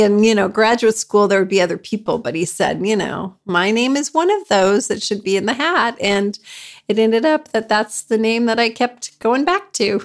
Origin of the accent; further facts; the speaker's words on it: Colorado, United States; moved away as an adult; also born or lived in Germany / Poland; now in Mikołów, Poland; I'm like a native of Colorado